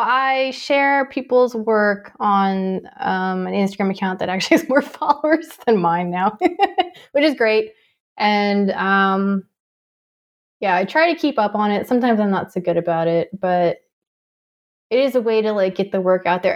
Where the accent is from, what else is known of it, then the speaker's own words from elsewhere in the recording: Tucson, Arizona, United States; moved away; also born or lived in California; I grew up in Tucson before I moved to California.